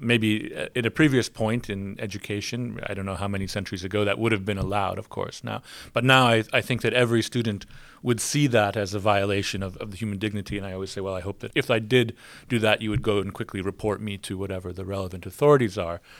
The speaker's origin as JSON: {"language": "English", "country": "United States", "moved": "yes"}